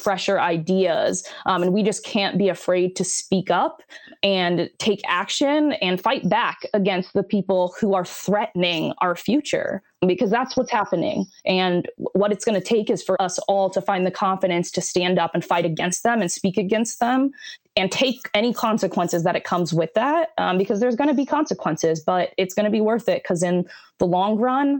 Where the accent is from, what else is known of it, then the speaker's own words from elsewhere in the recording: Des Moines, Iowa, United States; I was born and raised in Des Moines